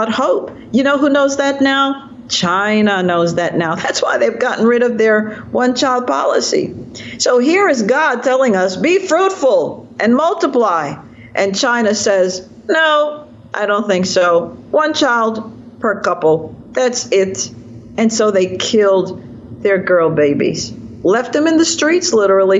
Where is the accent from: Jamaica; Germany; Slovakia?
Jamaica; now in Virginia, United States; I'm a Jamaican in exile, and I'm now a product of America